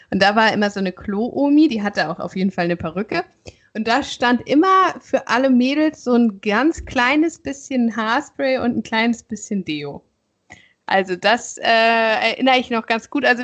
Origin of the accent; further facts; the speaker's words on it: Schleswig-Holstein, Germany; so als Schleswig-Holsteiner brauchst du ja nicht unbedingt eine Karte, sondern du fährst einfach mal nur so dahin.